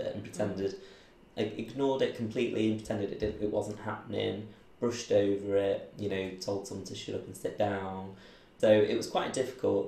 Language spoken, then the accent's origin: English; Manchester, North West England, United Kingdom; also born or lived in Belfast; grew up just in and around Manchester boroughs, around Trafford